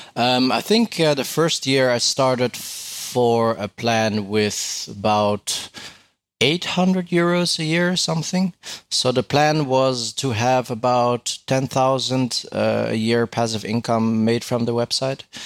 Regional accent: Netherlands; I'm from the Netherlands.

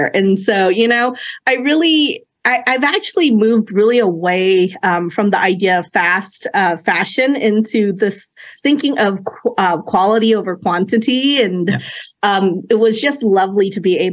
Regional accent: Oakland, California, United States; first language Cantonese; English is a second language; also born or lived in China; we emigrated here when I was 2 years old. And I remember, you know, being young, being a transplant, living in Oakland off of Fruitvale

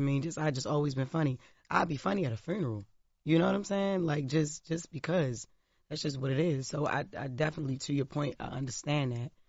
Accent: Baltimore, Maryland, United States; I grew up in Baltimore City

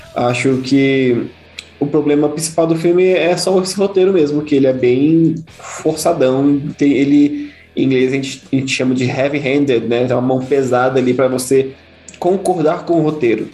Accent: Brazil; a gente é brasileiro

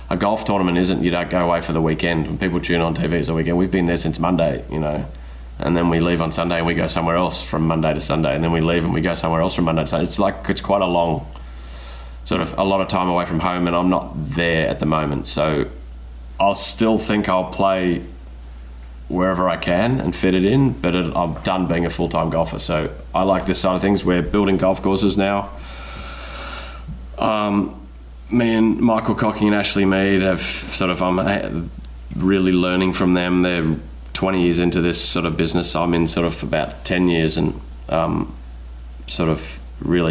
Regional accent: Australia; moved away as an adult; I spent 20 years not in my home country, you know, and I'm kind of enjoying being around my people a little bit

